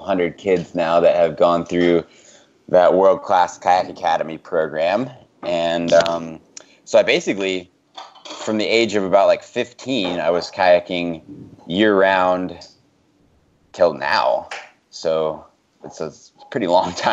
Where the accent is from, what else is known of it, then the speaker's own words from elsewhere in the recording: Bozeman, Montana, United States; I grew up in Bozeman, Montana